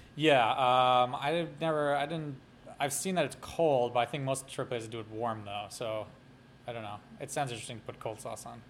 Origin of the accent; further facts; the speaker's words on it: New York City, New York, United States; I was actually born in Brooklyn